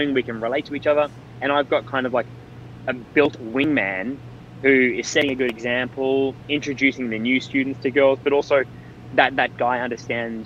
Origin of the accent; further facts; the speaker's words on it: Australia; I'm an Australian citizen